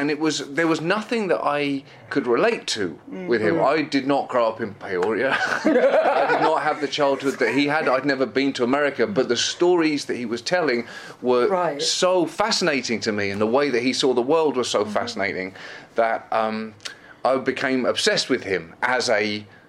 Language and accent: English; Bedford, East of England, United Kingdom; moved away as an adult; also born or lived in Birmingham / Liverpool; now in United States; I was brought up in England. So, my family are from Liverpool in England, mm-hmm. and I was born in Birmingham, mm-hmm. and I was raised for most of my childhood in Bedford, which is about an hour north of London.